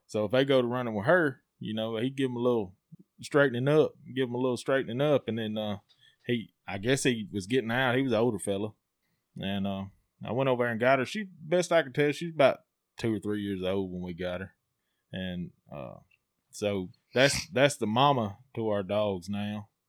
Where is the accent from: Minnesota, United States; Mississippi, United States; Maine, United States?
Mississippi, United States; Amory; from Amory, uh, 38 years old.